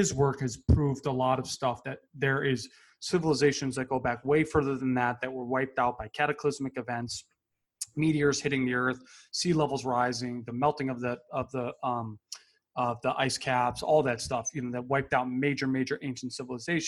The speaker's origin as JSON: {"language": "English", "region": "Connecticut", "country": "United States", "tie": "born or raised there", "said": "you and I grew up in Connecticut."}